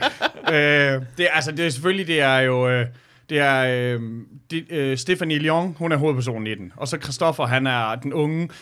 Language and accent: Danish; Jutland, Denmark; som jyder